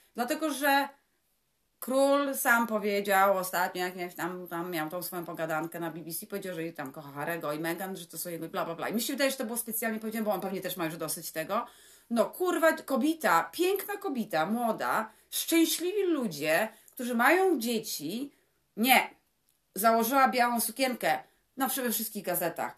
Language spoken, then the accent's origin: Polish; Poland; My jesteśmy z Polski